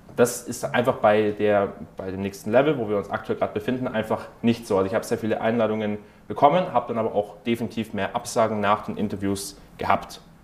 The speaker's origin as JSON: {"language": "German", "country": "Germany", "said": "bei uns in Deutschland"}